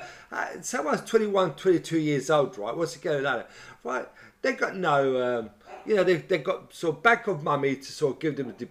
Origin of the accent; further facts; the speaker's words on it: London, United Kingdom; I'm a Londoner, so I've got to live in London.